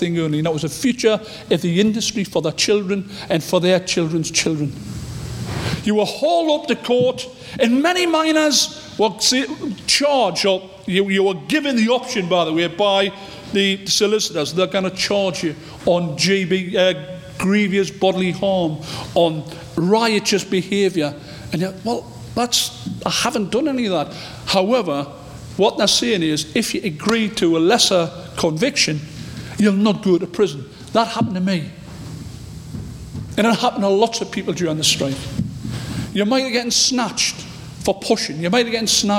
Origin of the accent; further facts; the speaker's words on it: North East England, United Kingdom; I'm from the North East